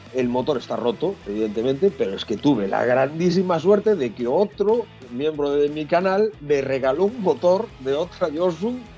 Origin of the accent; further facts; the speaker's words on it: Galicia, Spain; que va a venir a Galicia, y vamos a salir desde mi pueblo